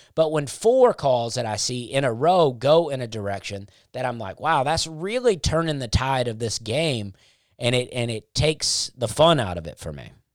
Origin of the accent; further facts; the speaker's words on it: Alabama, United States; I grew up in Alabama